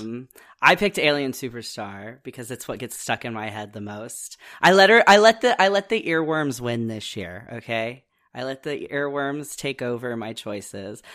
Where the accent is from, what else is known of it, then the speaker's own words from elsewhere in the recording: Midwest, United States; I'm also from the Midwest